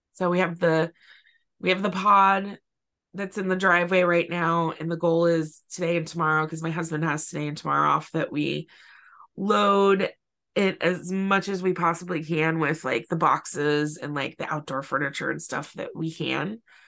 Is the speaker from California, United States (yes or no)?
yes; California, United States; also born or lived in San Francisco Bay Area; I've lived in California since I was four